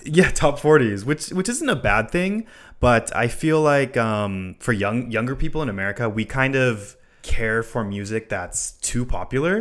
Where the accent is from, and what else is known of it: Hawaii, United States; born or raised there; moved away